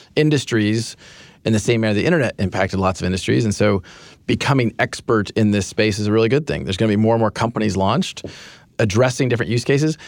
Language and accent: English; Kansas, United States; moved away; I grew up in Kansas